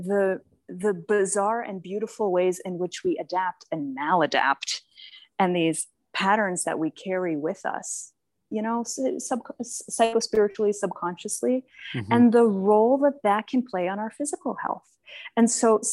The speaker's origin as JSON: {"language": "English", "town": "Boston", "region": "Massachusetts", "country": "United States", "tie": "born or raised there", "said": "I was raised in Boston"}